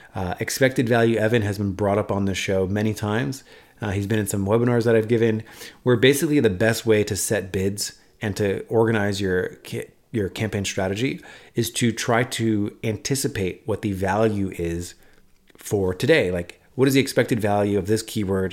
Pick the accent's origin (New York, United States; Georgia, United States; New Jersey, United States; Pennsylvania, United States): New York, United States; New York City; moved away; I actually identify as a New Yorker still to this day. I haven't lived there in ten years, but I identify as a New Yorker